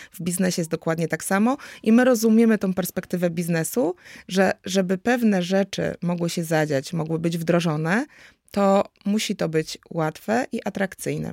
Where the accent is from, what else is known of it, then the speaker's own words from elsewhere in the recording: Kraków, Lesser Poland, Poland; jestem z Nowej Huty z Krakowa